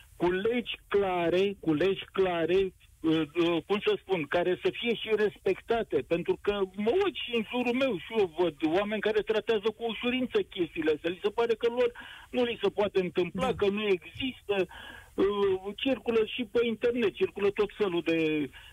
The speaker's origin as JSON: {"language": "Romanian", "region": "Dâmbovița County", "country": "Romania", "said": "eu sunt din Dâmbovița"}